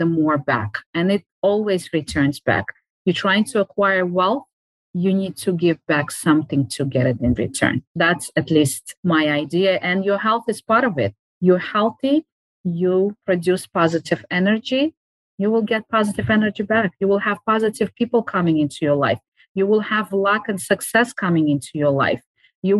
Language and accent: English; Uzbekistan; moved away; I used to live in Uzbekistan. I grew up in Uzbekistan